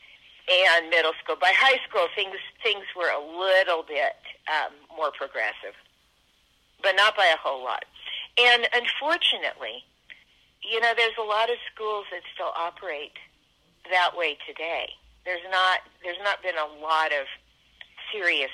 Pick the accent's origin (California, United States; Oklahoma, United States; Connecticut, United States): California, United States; San Francisco; I grew up in San Francisco in the 1950s and early 1960s